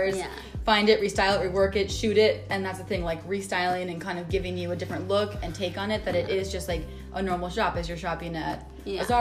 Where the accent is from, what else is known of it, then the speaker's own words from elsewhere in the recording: Minnesota, United States; we grew up in Minnesota